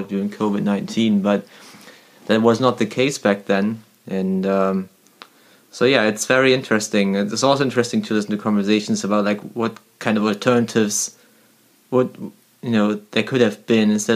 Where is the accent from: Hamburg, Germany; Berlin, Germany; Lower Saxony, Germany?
Lower Saxony, Germany; near Hanover; I was born near Hanover, actually.